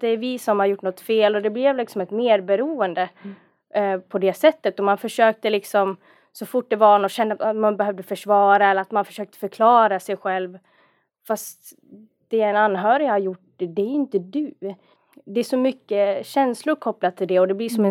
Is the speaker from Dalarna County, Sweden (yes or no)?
yes; Dalarna County, Sweden; accent: dalmål; moved away; also born or lived in Stockholm; jag är en dalkulla från början